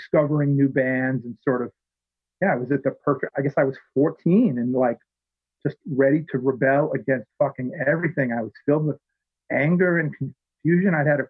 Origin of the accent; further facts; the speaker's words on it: Worcester, Massachusetts, United States; also born or lived in Virginia; I grew up in Worcester, which is about 40 miles east of here, west of here. It's the second largest city in Massachusetts. Okay. It's like a mini Boston. Never quite took off like Boston